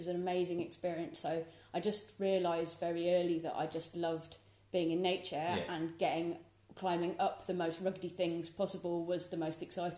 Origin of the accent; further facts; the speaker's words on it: Hertfordshire, East of England, United Kingdom; now in Scotland, United Kingdom; way, way, way back, I'm from Hertfordshire, which is completely flat, really boring. And I ran away from there as quickly as possible